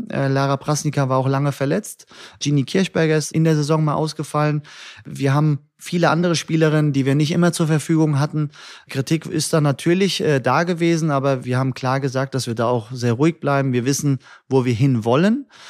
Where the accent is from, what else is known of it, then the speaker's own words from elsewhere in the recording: Hattersheim, Hesse, Germany; also born or lived in Frankfurt (Nieder-Eschbach, Höchst, Bockenheim) / Liederbach; geboren im Nordwestkrankenhaus, ersten zwei Lebensjahre in Niedereschbach, dann über Höchst unter Liederbach nach Hattersheim und dann nach Bockenheim